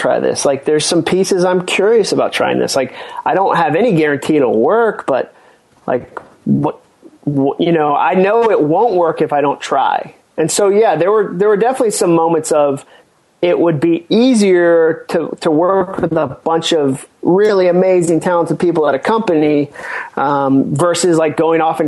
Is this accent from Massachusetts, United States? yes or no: yes; Massachusetts, United States; moved away; also born or lived in North Carolina / Birmingham, Alabama; I was born in North Carolina, but I grew up in Massachusetts. My dad started a church up there when I was going into the first grade